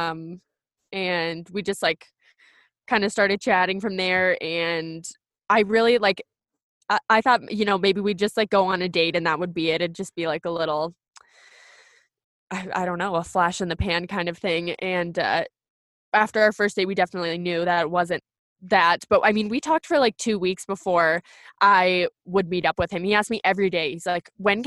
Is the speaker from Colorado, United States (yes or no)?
yes; Colorado, United States; I'm back in Colorado, which is where I've lived almost my whole life